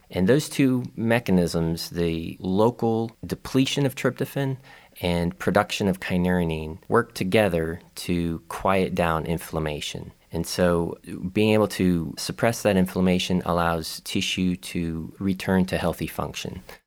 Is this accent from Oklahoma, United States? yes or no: no; Tampa, Florida, United States; also born or lived in Atlanta, Georgia; now in Gainesville, United States; I am born and raised in Florida from Tampa